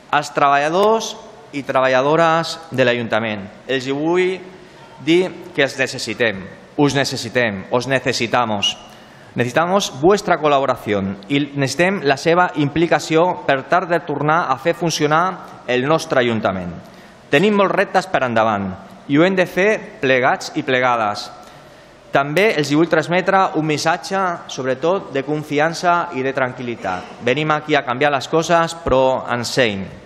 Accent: Ripollet, Catalonia, Spain; al meu poble

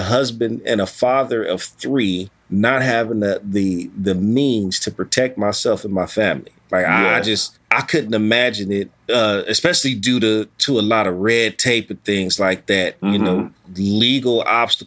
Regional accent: California, United States; I'm from Cali

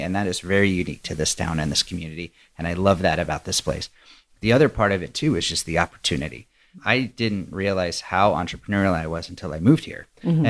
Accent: Dallas, Texas, United States; also born or lived in Austin, Texas / Los Angeles, California; now in Midland, United States; I was born in Dallas. I went to school in Austin. I lived in Los Angeles.

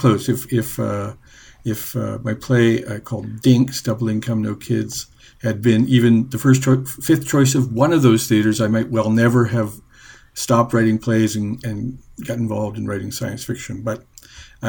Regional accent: Amherst, Nova Scotia, Canada; moved away as an adult; also born or lived in New Brunswick; I'm originally from Amherst, Nova Scotia. I grew up there

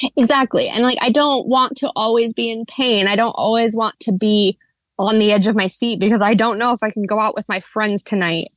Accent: just south of Portland, Oregon, United States; I was born and raised here in the Pacific Northwest. specifically Oregon, just south of Portland.

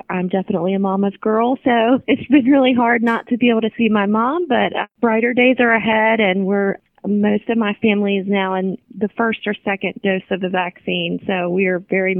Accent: Kentucky, United States; moved away; I'm from Kentucky originally

